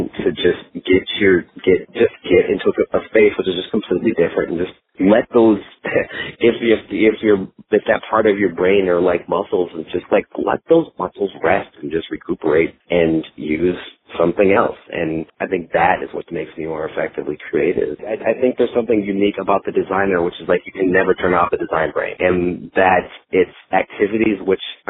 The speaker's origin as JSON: {"language": "English", "region": "Minnesota", "country": "United States", "tie": "born or raised there", "moved": "yes", "lives_now": "Dallas, United States", "said": "I grew up in Minnesota and spent a lot of time in the outdoors and camping"}